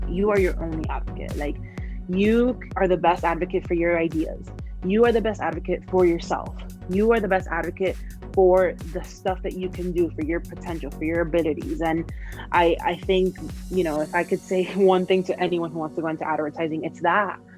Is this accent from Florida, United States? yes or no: yes; Miami, Florida, United States; moved away as an adult; now in Chicago, United States; I was born and raised in Miami, Florida. Lived in, in Miami almost my entire life until I left to pursue this dream of advertising of mine